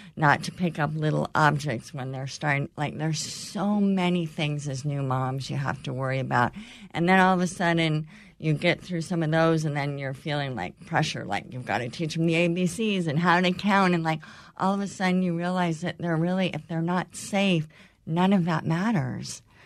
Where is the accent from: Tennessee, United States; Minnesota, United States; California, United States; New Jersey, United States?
California, United States; born or raised there; moved away